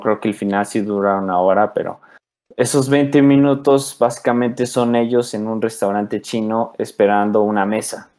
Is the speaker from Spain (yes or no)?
no; Mexico; soy mexicano